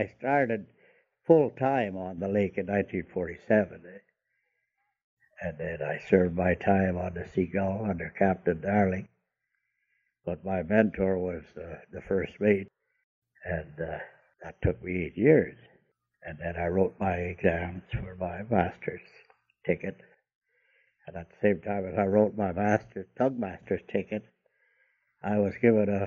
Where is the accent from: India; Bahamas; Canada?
Canada; Callander, Ontario; I was conceived in Quebec and born in Ontario. And I was born in September. Came down here in March